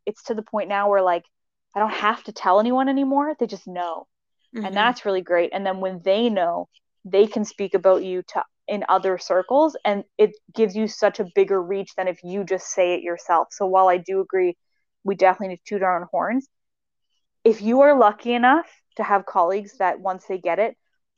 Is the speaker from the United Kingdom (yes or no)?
no; Nova Scotia, Canada; also born or lived in Halifax, Canada; now in Winnipeg, Canada; growing up in Nova Scotia